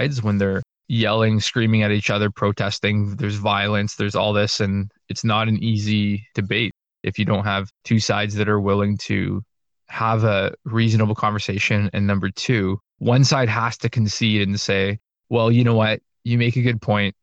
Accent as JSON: {"language": "English", "country": "Canada", "said": "I'm Canadian, I'm not American"}